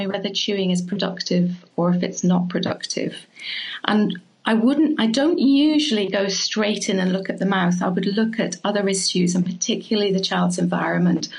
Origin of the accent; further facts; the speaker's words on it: Scotland, United Kingdom; moved away; I was brought up in Scotland